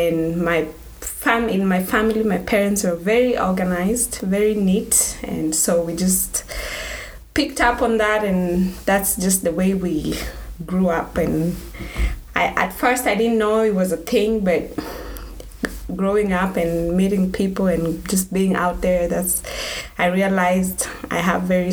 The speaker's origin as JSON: {"language": "English", "region": "Nairobi", "country": "Kenya", "tie": "born or raised there", "moved": "as an adult", "said": "I was born and raised in Nairobi, Kenya. So I moved here when I was 21 years old."}